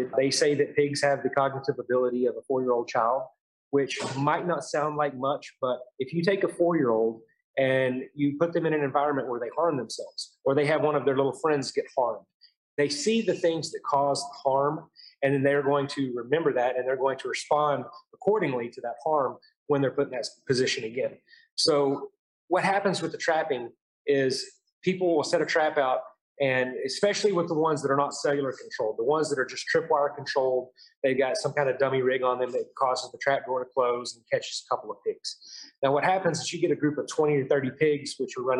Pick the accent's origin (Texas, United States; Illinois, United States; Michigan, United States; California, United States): Texas, United States; Marble Falls; now in Lubbock, United States; I'm actually from Marble Falls, right up the road from you. I've been in Lubbock since 2003